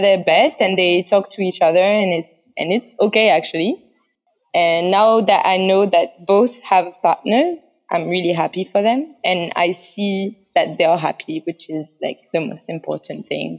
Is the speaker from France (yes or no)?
yes; Paris, Île-de-France, France; English is a second language; moved away as an adult; now in Taiwan; I'm from Paris, France, and I've lived abroad like three times.